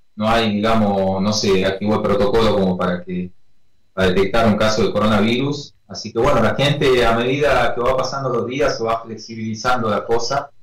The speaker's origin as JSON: {"language": "Spanish", "town": "Perico", "region": "Jujuy", "country": "Argentina", "lives_now": "San Salvador de Jujuy, Argentina", "said": "soy de Perico, que es una localidad que queda acá a 30 kilómetros."}